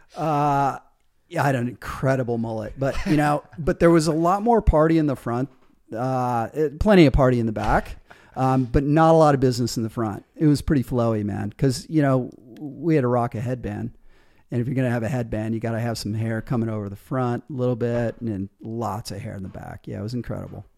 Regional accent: Michigan, United States; moved away as an adult; also born or lived in Colorado / Australia; leaving my hometown in Michigan

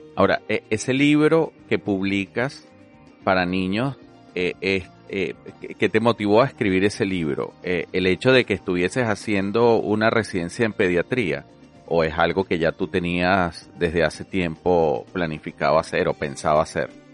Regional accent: Venezuela; moved away as an adult; now in Australia; Soy médico graduado de la Universidad Central de Venezuela

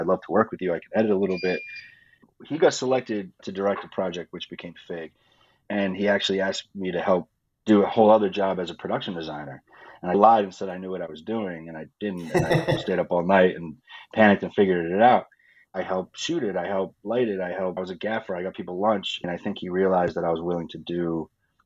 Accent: Rhode Island, United States; moved away; I'm from Rhode Island on the East Coast

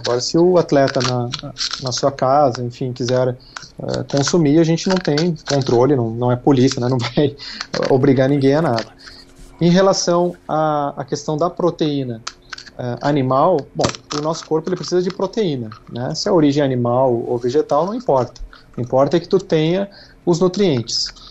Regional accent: Gaúcho, Rio Grande do Sul, Brazil; como gaúcho, minha memória afetiva, né, seja muito ligada a churrasco, porque tudo era motivo de churrasco quando era uhum. criança

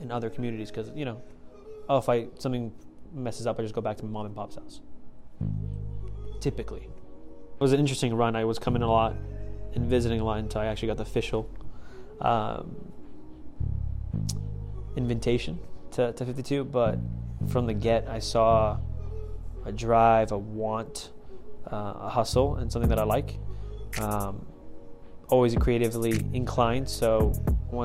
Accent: Plymouth, Massachusetts, United States; moved away; I was growing up in Plymouth, Massachusetts

